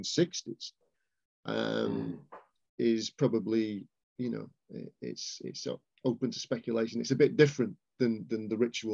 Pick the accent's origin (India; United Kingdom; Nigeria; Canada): United Kingdom; Warrington, North West England; in Warrington, where I'm from